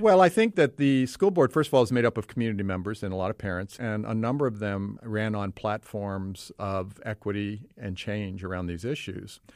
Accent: Virginia, United States; now in Oak Park, United States; I grew up in Virginia, but I've lived in Oak Park

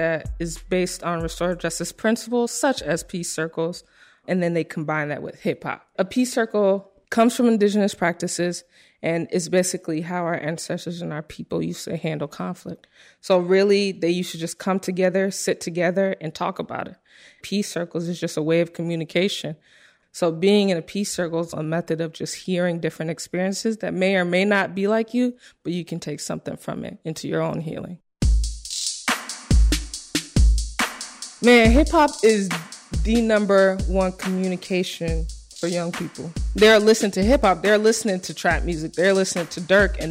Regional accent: Evanston, Illinois, United States; moved away as an adult; now in Chicago, United States; I grew up in Evanston my whole life.

